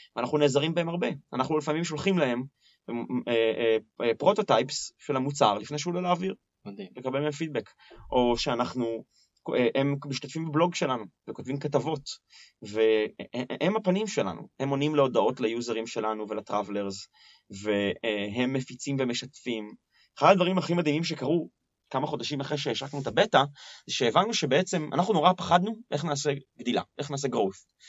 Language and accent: Hebrew; Tel Aviv, Tel Aviv District, Israel; כי תל אביבי